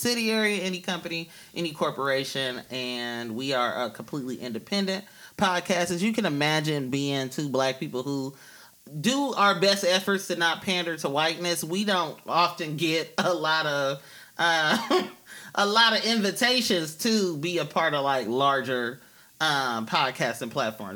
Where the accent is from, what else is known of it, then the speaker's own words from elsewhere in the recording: Oakland, California, United States; I'm from Deep East Oakland